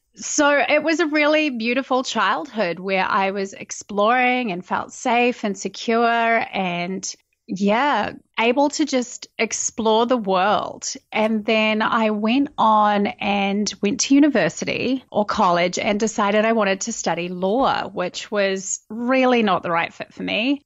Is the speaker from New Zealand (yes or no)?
yes; New Zealand; moved away as an adult; now in United States; I'm originally from New Zealand. I have lived in America for the last five years. And yeah, grew up, born and bred at that little island in the bottom of the world